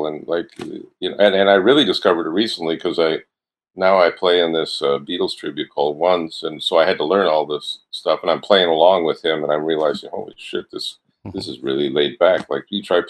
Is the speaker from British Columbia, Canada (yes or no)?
no; Toronto, Ontario, Canada; also born or lived in Galt (Cambridge), Ontario; I was a suburban kid that I grew up in Don Mills.